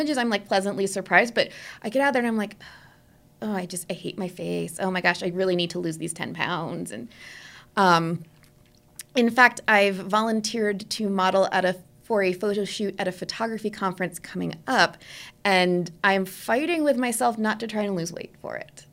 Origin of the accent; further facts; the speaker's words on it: New Jersey, United States; moved away; I'm originally from New Jersey